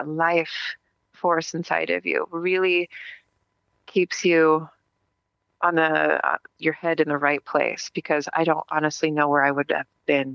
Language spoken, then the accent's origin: English; Las Vegas, Nevada, United States; now in Phoenix, United States; I'm from Las Vegas. I'm out here in Phoenix, Arizona